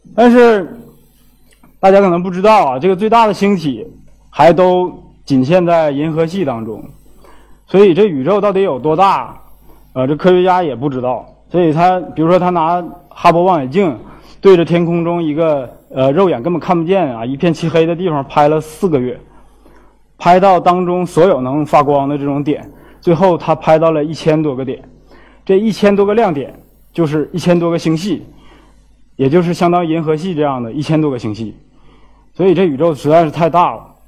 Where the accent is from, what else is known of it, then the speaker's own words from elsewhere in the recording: China; also born or lived in Xiamen; now in Beijing, China; 这跟我们中国人现在有，有关